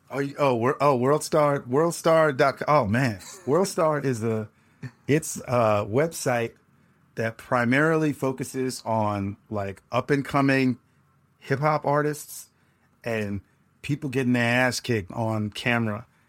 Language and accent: English; New York City, New York, United States; moved away as an adult; also born or lived in San Juan, Puerto Rico / Los Angeles; I was raised in New York City like, like many Puerto Ricans